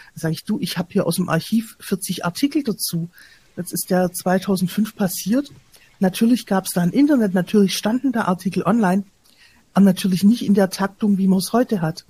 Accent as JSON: {"language": "German", "town": "Stuttgart", "region": "Baden-Württemberg", "country": "Germany", "said": "als Stuttgarterin miterlebt"}